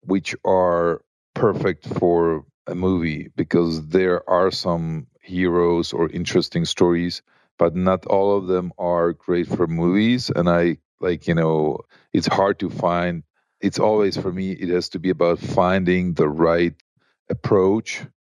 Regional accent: Prague, Czechia; I grew up in Prague

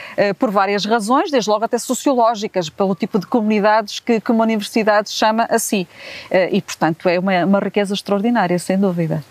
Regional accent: Braga, Norte, Portugal; also born or lived in Negage, Angola / Huambo, Angola / Vila Verde, Portugal; vim muito pequenina, fui, neste caso, muito pequenina, com dois anos e meio, para Braga. E, portanto, a minha infância foi entre Vila Verde, Braga

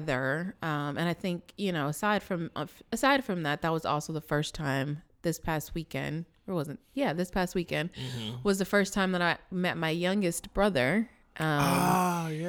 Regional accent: California, United States; moved away; I am from California. And so I still have family there.

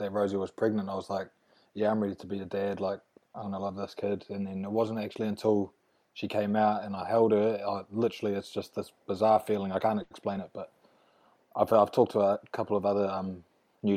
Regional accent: Wellington, New Zealand; also born or lived in Dunedin, New Zealand / England; I consider myself a Wellie boy

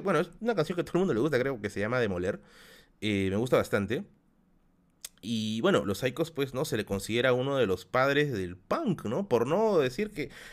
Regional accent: Tacna, Peru; moved away; Saludos de Tacna. Oye, mi tierra

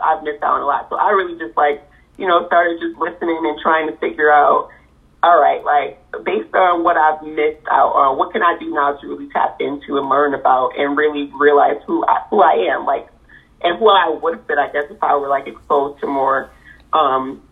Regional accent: Rochester, United States; coming from a small town like Rochester

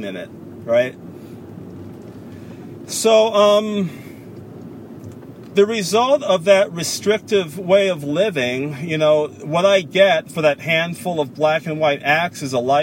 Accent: San Francisco, California, United States; now in Concord, United States; I moved from San Francisco to Concord, California, after having lived in San Francisco for over 44 years

